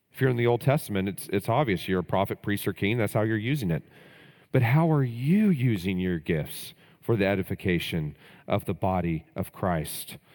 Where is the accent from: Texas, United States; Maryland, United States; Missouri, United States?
Texas, United States; growing up in Texas